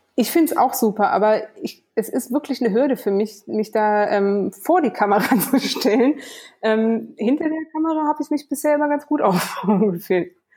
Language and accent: German; Kassel, Hesse, Germany; moved away; bin groß geworden in Kassel in Deutschland